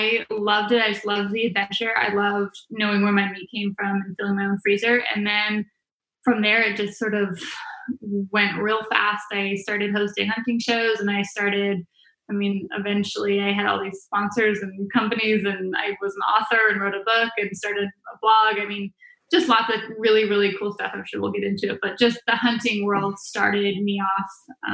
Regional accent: Vancouver Island, British Columbia, Canada; moved away as an adult; now in United States; Born and raised in Vancouver Island

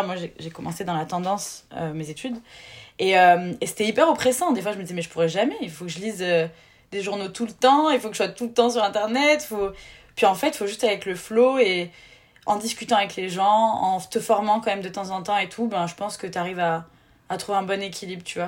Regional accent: near Bordeaux, Nouvelle-Aquitaine, France; moved away as an adult; also born or lived in Marseille; Je viens d'à côté de Bordeaux

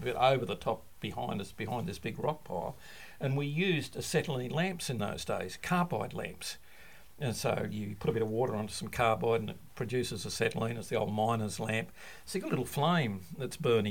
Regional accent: Leura, New South Wales, Australia; moved away as an adult; now in South Australia, Australia; I grew up in the Blue Mountains west of Sydney, and a beautiful place, a little town called Lura

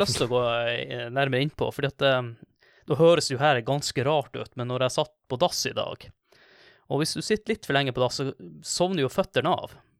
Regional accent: Kvaløya, Troms, Norway; Jeg er fra Kvaløya

